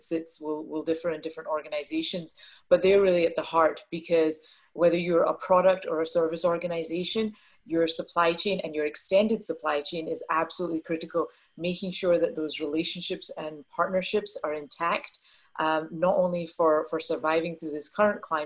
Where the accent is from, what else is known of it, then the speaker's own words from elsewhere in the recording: Scotland, United Kingdom; moved away as an adult; now in Dallas, United States; I was born and brought up in Scotland, which is a little bit of the accent that you will hear as we have our conversation